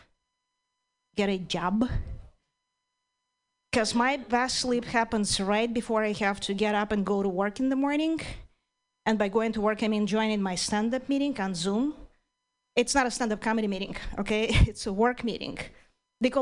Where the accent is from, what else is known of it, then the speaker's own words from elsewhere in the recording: Ukraine; English is a second language; moved away as an adult; now in United States; I'm originally from Ukraine